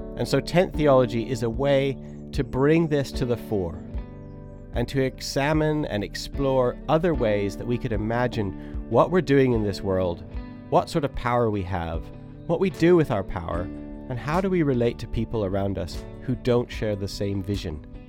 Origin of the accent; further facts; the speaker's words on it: Three Hills, Alberta, Canada; moved away as an adult; now in West Sussex, United Kingdom; I grew up in Three Hills, Alberta